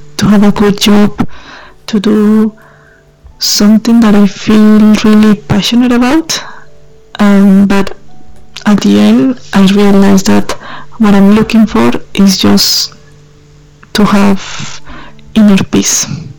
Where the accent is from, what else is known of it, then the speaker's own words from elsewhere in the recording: Colombia; now in Australia; from Colombia